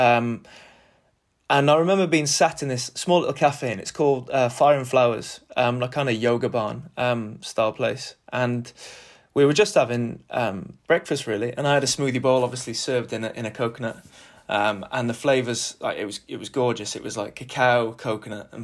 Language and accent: English; Wales, United Kingdom; I'm Welsh, so growing up